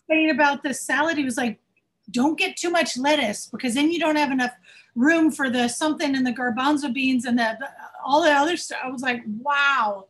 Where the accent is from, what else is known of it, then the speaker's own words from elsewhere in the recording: Cincinnati, Ohio, United States; also born or lived in Rockland County, New York; I was born and raised in Cincinnati